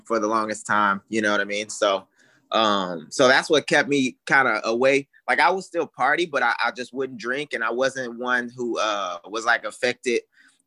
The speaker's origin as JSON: {"language": "English", "town": "Houston", "region": "Texas", "country": "United States", "tie": "born or raised there", "said": "I grew up in Houston, Texas"}